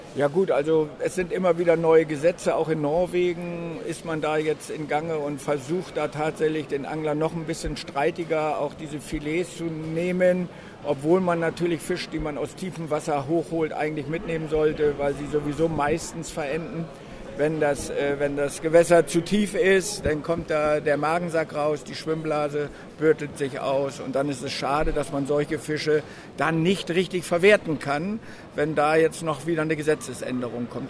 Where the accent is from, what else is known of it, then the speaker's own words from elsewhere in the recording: near Walsrode, Lower Saxony, Germany; auch aus Niedersachsen äh, zwischen Hannover und Bremen. Dazwischen liegt die schöne Stadt Walsrode, der Weltvogelpark. Ja. Und da sind zehn Kilometer von mir